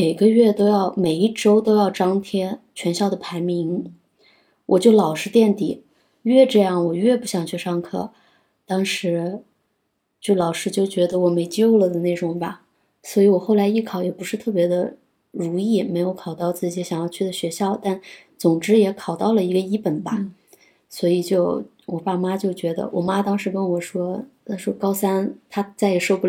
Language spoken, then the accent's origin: Chinese; South China, China; 因为我是南方人，我就想去北方。离家